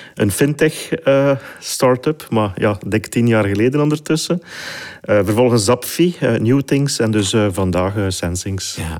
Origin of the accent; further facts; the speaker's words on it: Flanders, Belgium; ik ben geboren en getogen in Vlaanderen